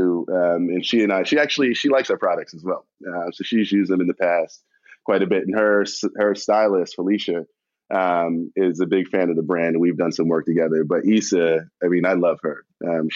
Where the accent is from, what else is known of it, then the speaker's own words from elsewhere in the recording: New York City, New York, United States; I'm from Queens